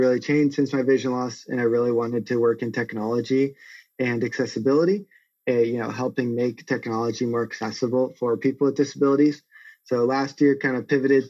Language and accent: English; San Marcos, California, United States; I grew up in San Marcos in North County, San Diego. I still live here as it's an amazing place.